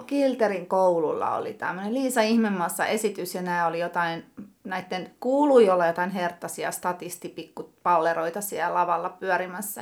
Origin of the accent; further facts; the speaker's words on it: Tampere, Pirkanmaa, Finland; also born or lived in Lentävänniemi, Tampere; Kolmannella luokalla muutettiin Hervantaan